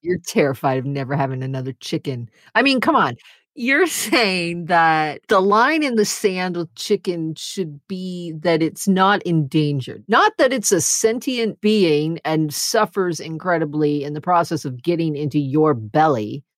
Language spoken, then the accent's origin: English; United States; as an American